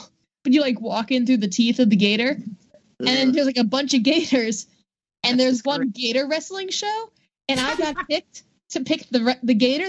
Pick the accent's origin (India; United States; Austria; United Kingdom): United States; Florida; it kind of hits, like, a weird middle ground between Orlando and Miami area, and those are the two areas I grew up in.